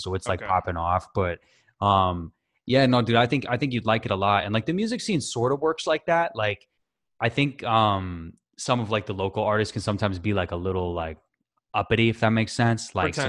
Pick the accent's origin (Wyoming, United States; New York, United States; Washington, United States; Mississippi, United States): Washington, United States; also born or lived in Tennessee / Connecticut; I'm originally from the West Coast, so I grew up in Washington and then bounced around.